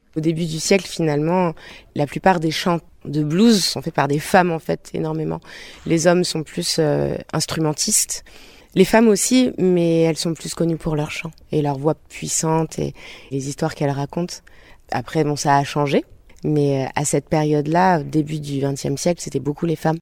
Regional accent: Bordeaux, Nouvelle-Aquitaine, France; Je viens de Bordeaux

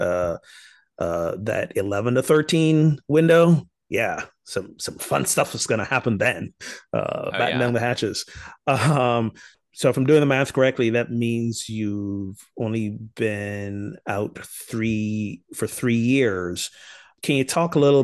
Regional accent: Barbados; Growing up in Barbados

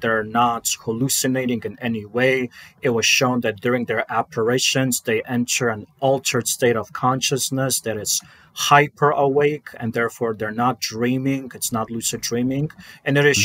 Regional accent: Chicago, Illinois, United States; growing up in Chicago in the 90s

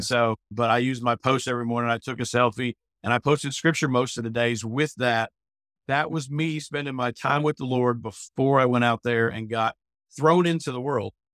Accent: Pennsylvania, United States; moved away as an adult; also born or lived in Tuscaloosa, Alabama; now in Northport, United States; I came from Pennsylvania as an 18 year old came down to march in the Million Dollar Band here in Tuscaloosa

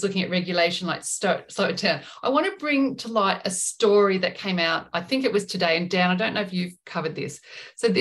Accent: Australia; us being Australian

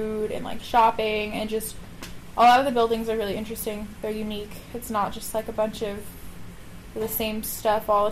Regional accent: outside Ann Arbor, Michigan, United States; also born or lived in Missouri; I grew up, like, 20 minutes outside of Ann Arbor.

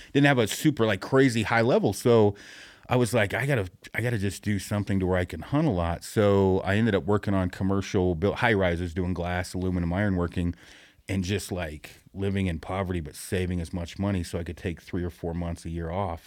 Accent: Detroit Lake, Oregon, United States; my hometown is Detroit Lake, Oregon, which most people, it's two hundred people

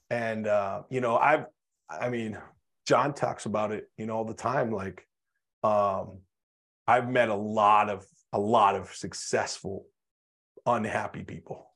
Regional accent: North Dakota, United States; I grew up in North Dakota in small town

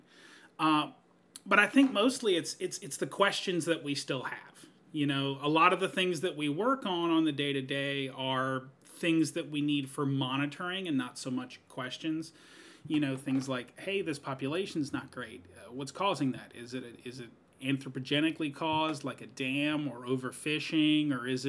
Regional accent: New Orleans, Louisiana, United States; now in Longview, Washington, United States; I am from the South, from New Orleans, Louisiana

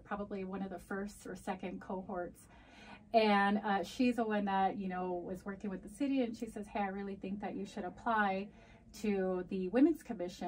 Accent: United States; first language Spanish; English is a second language; nacida aquí, uh, primera generación

